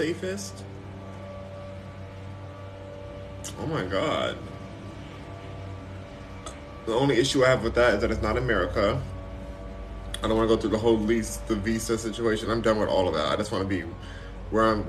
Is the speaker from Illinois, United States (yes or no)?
no; Los Angeles, California, United States; also born or lived in Texas / New York; I'm a Texan, even though I'm born and raised here